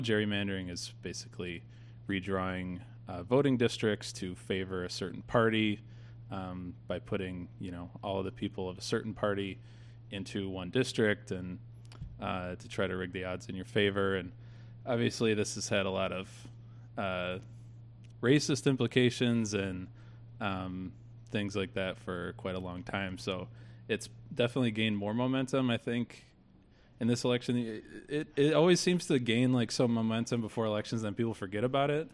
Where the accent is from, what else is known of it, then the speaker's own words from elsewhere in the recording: Detroit, Michigan, United States; I grew up in Metro Detroit